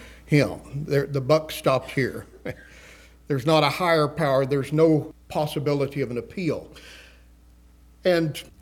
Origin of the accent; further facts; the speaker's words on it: West Texas, United States; moved away; I came from West Texas on the high plains